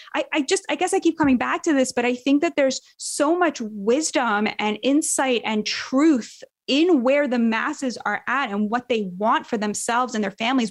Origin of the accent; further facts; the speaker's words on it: United States; as an American